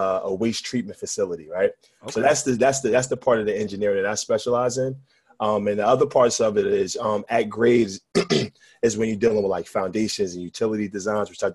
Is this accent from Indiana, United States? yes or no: no; Newark, New Jersey, United States; I'm born and raised, man. I've been in Newark for about 37 years now